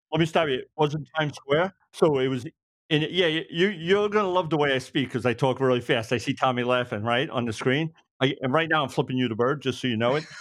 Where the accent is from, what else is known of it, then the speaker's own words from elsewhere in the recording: Brooklyn, New York, United States; moved away as an adult; now in Suffolk County, United States; I'm born and raised in Brooklyn, living out, uh, Suffolk County now